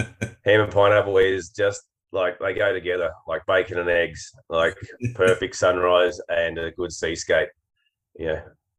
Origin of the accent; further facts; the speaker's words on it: Queensland, Australia; I'm a Queenslander.